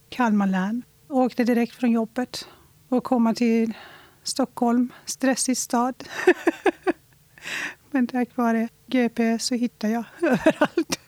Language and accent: Swedish; Iran; now in Sweden; Jag föddes i Iran